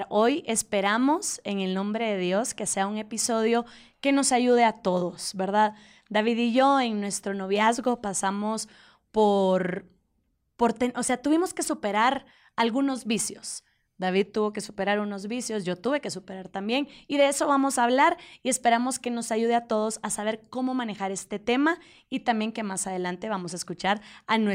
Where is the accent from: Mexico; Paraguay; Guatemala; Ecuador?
Guatemala; Hola, ¿cómo están? … soy de Guatemala